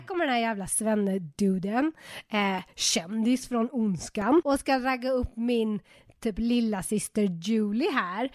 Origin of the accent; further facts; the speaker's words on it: Uddevalla, Västra Götaland, Sweden; moved away; Jag är från, eh, den stora metropoly town of Uddevalla